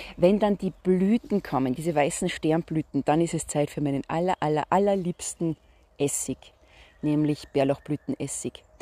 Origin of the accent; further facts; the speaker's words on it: Salzburg, Austria; Ich komme ja aus Salzburg.